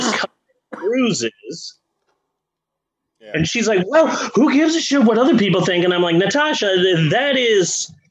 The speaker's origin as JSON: {"language": "English", "town": "Phoenix", "region": "Arizona", "country": "United States", "tie": "born or raised there", "moved": "yes", "lives_now": "Shawnee, United States", "said": "growing up in Phoenix"}